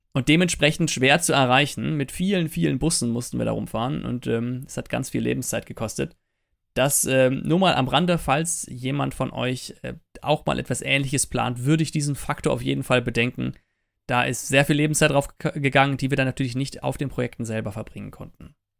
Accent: Eifel, Rhineland-Palatinate, Germany; wir kommen ja ursprünglich aus der Eifel

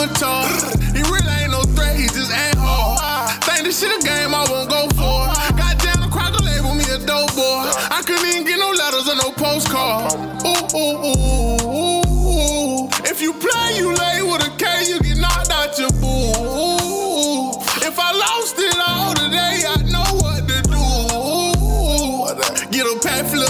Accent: Orlando, Florida, United States

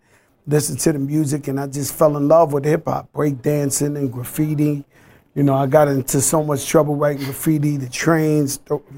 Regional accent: New York City, New York, United States; growing up in the Bronx

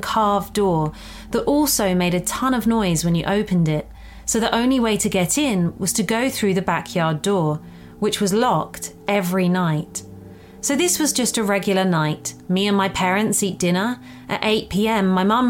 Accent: Bordeaux, Nouvelle-Aquitaine, France; first language French; English is a second language; I was born and raised in Bordeaux, France, so French is my first language.

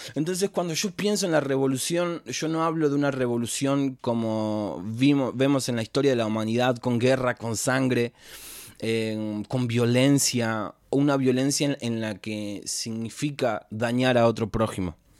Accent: Florencio Varela, Buenos Aires Province, Argentina; soy de Florencio Varela, de zona sur, Argentina, tengo 26 años

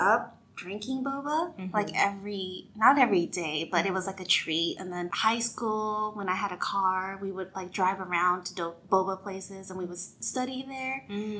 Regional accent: California, United States; moved away as an adult; now in Nashville, United States; I am originally from California.

